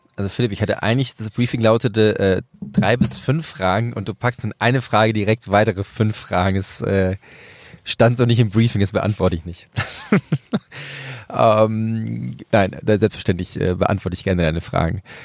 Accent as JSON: {"language": "German", "country": "Venezuela", "tie": "born or raised there", "moved": "yes", "said": "Venezuela, mein Geburtsland"}